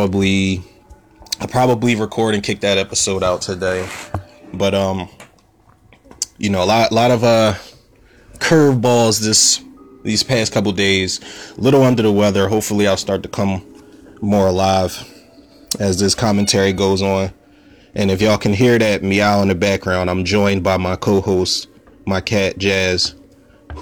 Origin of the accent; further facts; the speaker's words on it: Philadelphia, Pennsylvania, United States; I'm from Pennsylvania, Philadelphia, Pennsylvania